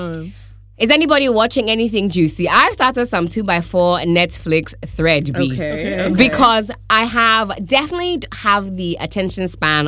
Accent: London, United Kingdom; I was born in London

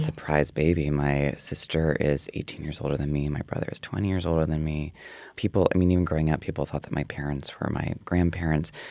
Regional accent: Prairie du Sac, Wisconsin, United States; moved away; when I was a kid, I think it was twenty-five hundred. It was Prairie du Sac and then Sauk City

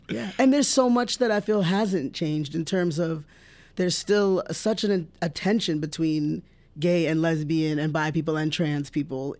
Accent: New Jersey, United States; also born or lived in Indiana; I grew up in South Jersey

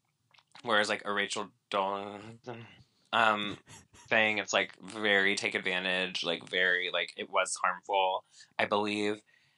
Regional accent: Spain; also born or lived in Boston, United States; Yeah, I was born in Boston. Like, that's true. I did spend a lot of my childhood in Spain.

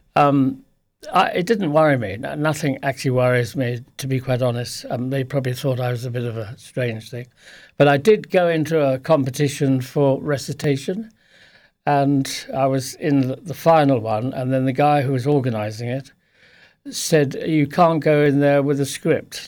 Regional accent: Lewes, South East England, United Kingdom; also born or lived in Plumpton; now in Fiddown, Ireland; I was born in Sussex, in p, place called Plumpton

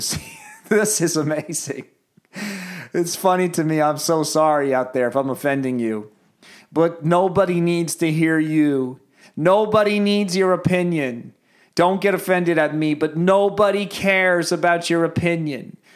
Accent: United States; I am so American

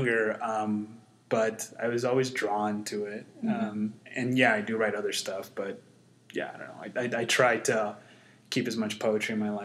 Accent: Mesa, Arizona, United States; also born or lived in South America; I was born and raised in Mesa, Washington, Escobedo neighborhood.

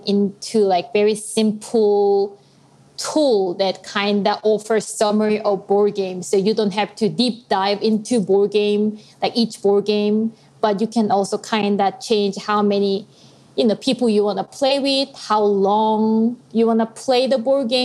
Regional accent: South Korea; moved away as an adult; now in Nashville, United States; I'm originally from South Korea

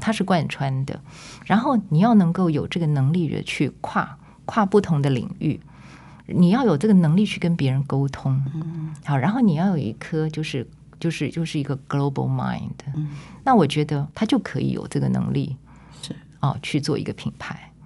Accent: Taipei, Taiwan; moved away; also born or lived in Tainan; 因为我是台北人

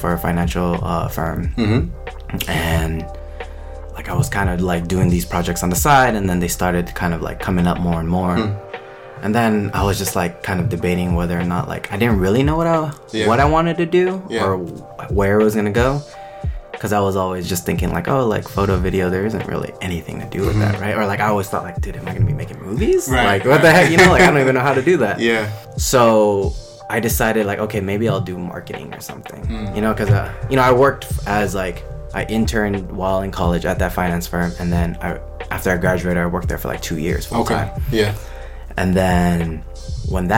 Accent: Cypress, California, United States; I'm originally from LA. Like, grew up out there in Cyprus. It's kind of near Long Beach

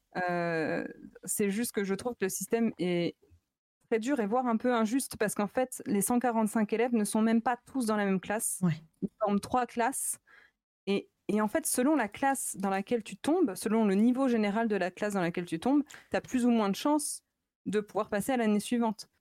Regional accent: Chalon-sur-Saône, Bourgogne-Franche-Comté, France; moved away as an adult; also born or lived in Lyon; je viens de Chalon-sur-Saône

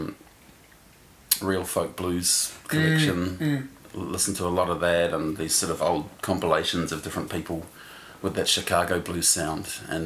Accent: Christchurch, Canterbury, New Zealand; moved away; also born or lived in Lyttelton / Melbourne / Auckland / Switzerland; I grew up in Christchurch

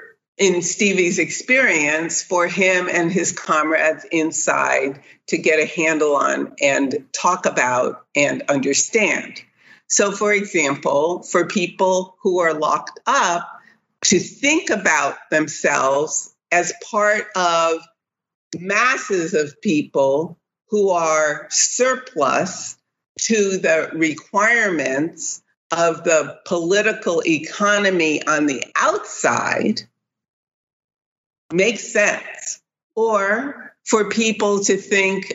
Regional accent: New Haven, Connecticut, United States; coming from my hometown, New Haven

